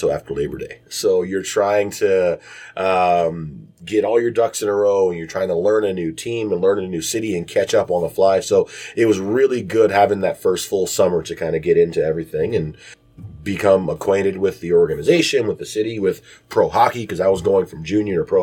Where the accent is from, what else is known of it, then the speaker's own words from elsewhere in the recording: Detroit, Michigan, United States; moved away as an adult; also born or lived in Bowling Green, Ohio / Chicago / Youngstown; now in Cincinnati, United States; growing up in Detroit, I mean, we are a hockey town